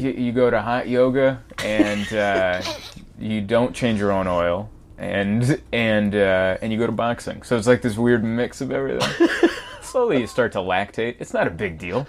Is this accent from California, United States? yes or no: yes; San Diego, California, United States; also born or lived in Budapest, Hungary / Pittsburgh; lived in Pittsburgh for a few years, but mainly raised in San Diego